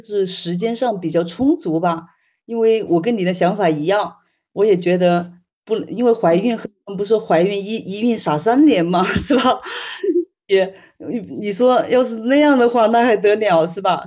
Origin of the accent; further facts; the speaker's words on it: Hubei, China; 我老家是湖北的